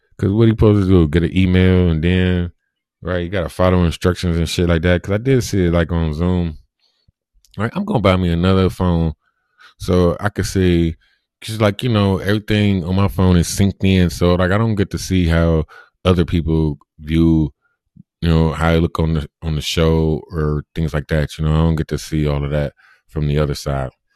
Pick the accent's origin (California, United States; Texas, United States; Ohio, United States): Ohio, United States; Cleveland; I'm from Cleveland, Ohio. Born and raised